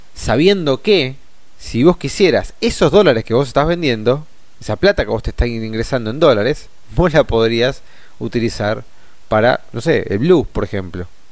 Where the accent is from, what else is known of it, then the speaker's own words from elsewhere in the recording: Argentina; nosotros como argentinos y argentinas